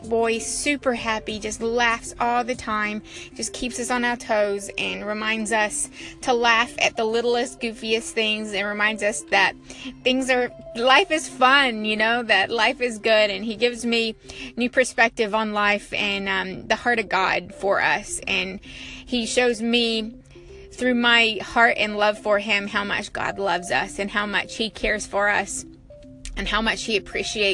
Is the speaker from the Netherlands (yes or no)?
no; New Zealand; also born or lived in America; now in United States; I'm originally from New Zealand. I live here in America now